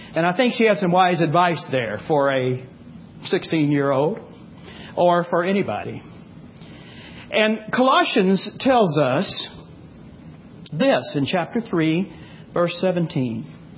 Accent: Texas, United States; I grew up in Texas

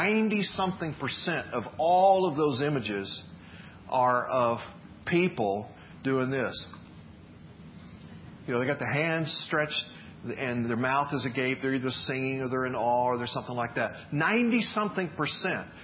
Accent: the South, United States; moved away as an adult; now in Northwest, United States; growing up in the South

